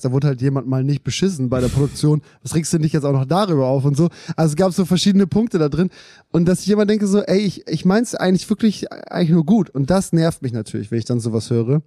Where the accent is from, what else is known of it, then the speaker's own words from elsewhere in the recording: Germany; Wir, wir, wir sind in Deutschland aufgewachsen